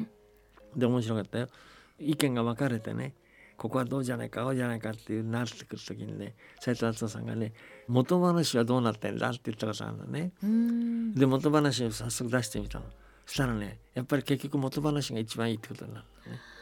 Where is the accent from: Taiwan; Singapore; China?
China; moved away; 僕は中国生まれだから中国にすごく思い出があるし